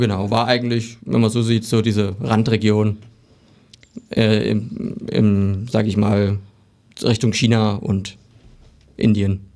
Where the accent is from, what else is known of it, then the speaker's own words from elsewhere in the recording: Barchfeld, Thuringia, Germany; ich komme aus Barchfeld, das ist in der Nähe von Bad Salzung